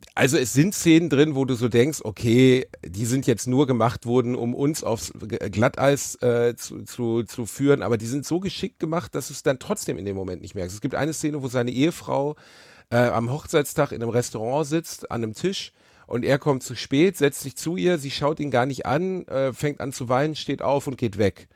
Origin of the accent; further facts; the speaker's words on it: Ruhr area, North Rhine-Westphalia, Germany; Ich bin aus dem Ruhrpott